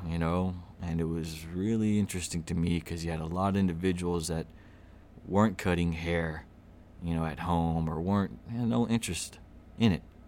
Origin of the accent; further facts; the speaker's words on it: Little Rock, Arkansas, United States; also born or lived in Los Angeles, California / Glendale, California / Pasadena, California; now in Bryant, United States; I was born in Little Rock. I'm a true niner, Southwest. Uh, grew up in, uh, off of Maple Bluff